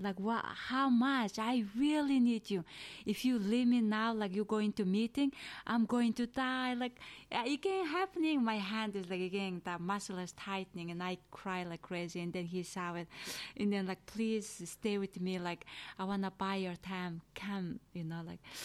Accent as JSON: {"language": "English", "country": "Mongolia", "second_language": "English", "moved": "as an adult", "lives_now": "United States", "said": "I'm from Asia, in Eastern."}